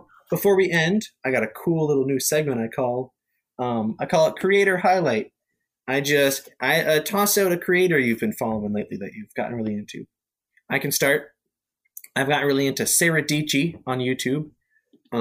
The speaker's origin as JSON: {"language": "English", "region": "Ontario", "country": "Canada", "tie": "born or raised there", "said": "my hometown where I grew up and where I live right now because of COVID is literally right on the border of Canada and America. Like we have like the Blue Water Bridge, which goes to America"}